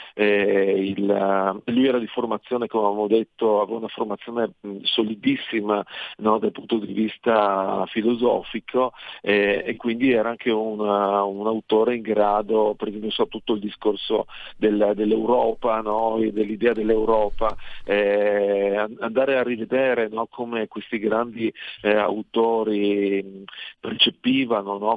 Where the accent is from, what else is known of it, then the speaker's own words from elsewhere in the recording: Pieris, Friuli-Venezia Giulia, Italy; Pieri, dove sono nato io nel, nel Monfalconese